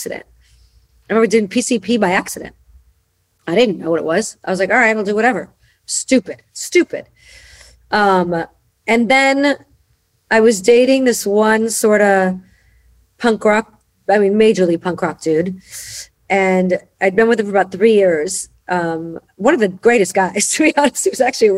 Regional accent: Chicago, Illinois, United States; I was born and raised in Chicago.

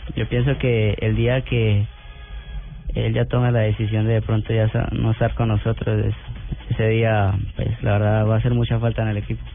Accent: Cúcuta, Norte de Santander, Colombia; a mis paisanos, a la gente de Cúcuta

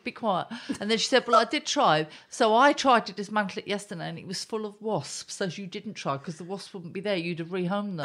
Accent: Southend-on-Sea, East of England, United Kingdom; I grew up in Leon C and, and Southend. I did my A levels there

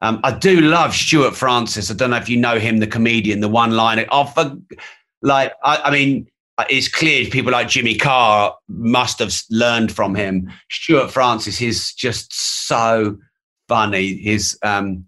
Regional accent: England, United Kingdom; I'm an Englishman

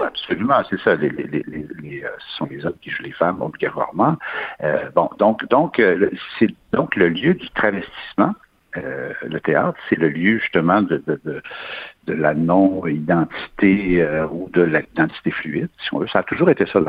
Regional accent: Quebec, Canada; le Québec, on est une nation reconnue

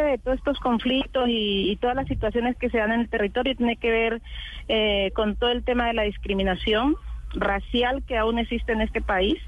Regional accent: Colombia; todo lo que somos los colombianos

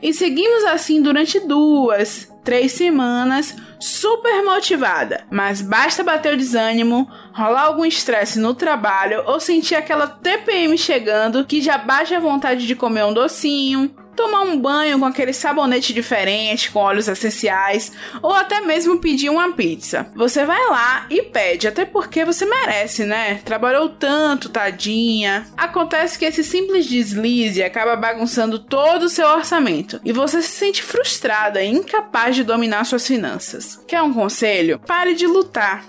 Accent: Valença, Bahia, Brazil; Eu sou de Valença

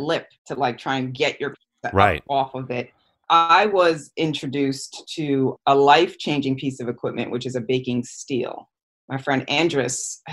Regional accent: West Haven, Connecticut, United States; I grew up in the West Haven, New Haven area

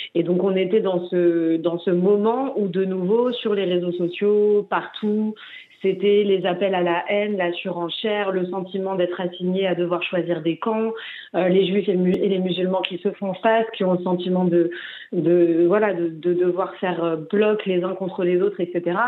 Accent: Paris, Île-de-France, France; moi j'ai grandi dans le 20e arrondissement de Paris

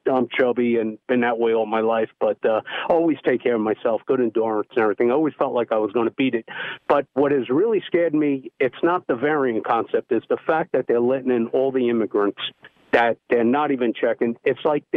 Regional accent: Long Island, New York, United States; now in Lake Norman, North Carolina, United States; I grew up on Long Island, and where I live, I'm up by Lake Norman

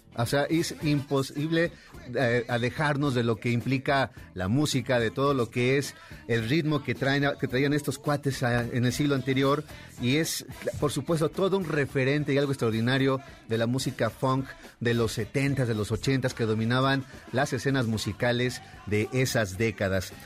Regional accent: Mexico; lo que somos nosotros como país, como cultura, como mexicanos

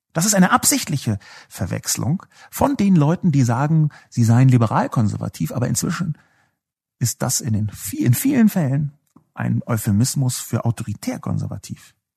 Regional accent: Berlin, Germany; ich bin ja selbst aus West-Berlin

